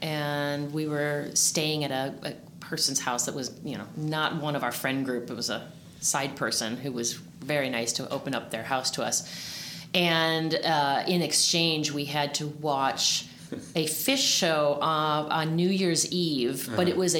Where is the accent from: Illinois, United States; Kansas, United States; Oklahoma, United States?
Illinois, United States; Oak Park; also born or lived in Chicago; I grew up here. I grew up in Oak Park